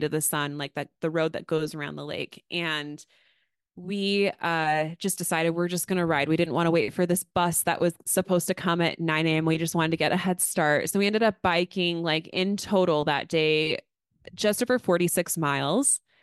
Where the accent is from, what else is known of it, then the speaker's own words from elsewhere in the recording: Astoria, Oregon, United States; my hometown.